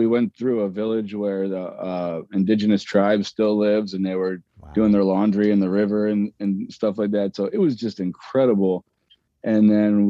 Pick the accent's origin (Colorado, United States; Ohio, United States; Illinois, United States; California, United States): Ohio, United States; Cleveland; I grew up in Cleveland, so I went to Niagara Falls and Windsor and stuff like